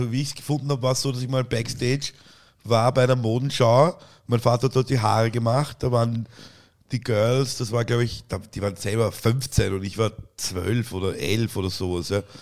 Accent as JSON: {"language": "German", "region": "Vienna", "country": "Austria", "said": "Und deswegen heißt es bei uns in Wien auch Leihwand."}